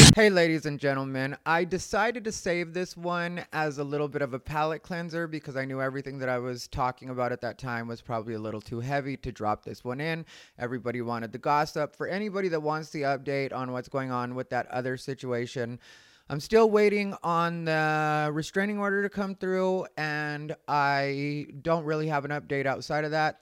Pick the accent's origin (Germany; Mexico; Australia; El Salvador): Mexico; as a Mexican